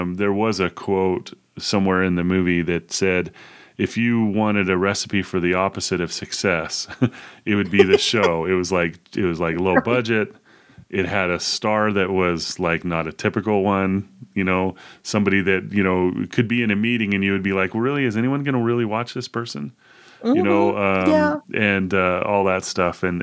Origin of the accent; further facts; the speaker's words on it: Pittsburgh, Pennsylvania, United States; I was born in Pittsburgh.